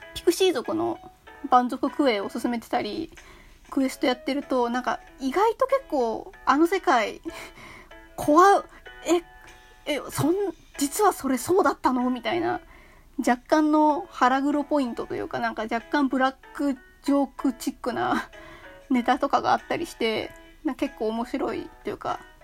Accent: Kanto, Japan; 私はまあ関東住みというか関東生まれ関東育ち

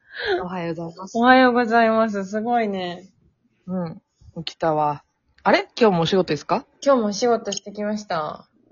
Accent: China; うちら中国人

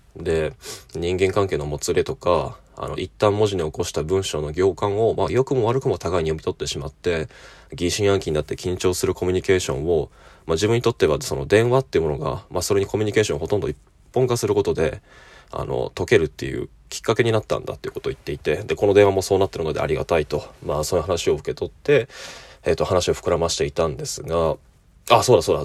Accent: Fukuoka, Japan; now in Kyoto, Japan; 友人の、えー、同郷の出身、ま あ、二人とも、えー、博多、福岡の出身

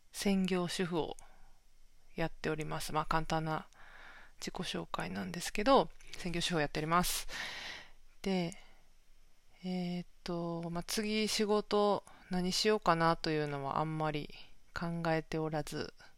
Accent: Kansai, Japan; accent: Kansai dialect; now in Tokyo, Japan; 関西弁も出ちゃってるんですけど、関西出身で、今東京に住んでる

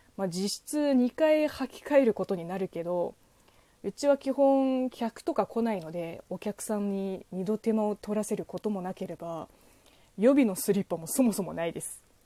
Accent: China; moved away; 職業中国人

